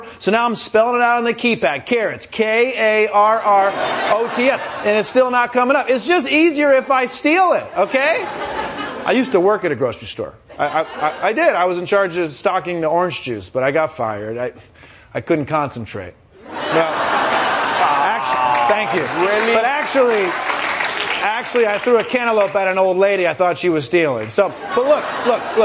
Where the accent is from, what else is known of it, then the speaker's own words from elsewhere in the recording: Michigan, United States; I'm from Michigan